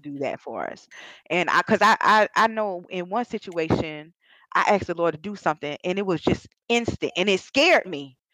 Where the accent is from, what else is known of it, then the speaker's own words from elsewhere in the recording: Georgia, United States; I was raised in Georgia